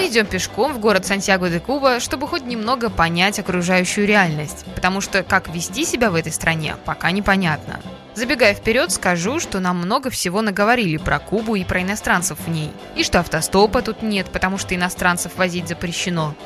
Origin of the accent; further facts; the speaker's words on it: Russia; мы из России